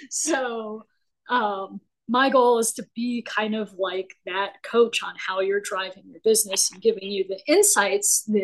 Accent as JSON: {"language": "English", "region": "Colorado", "country": "United States", "tie": "born or raised there", "said": "native of Colorado."}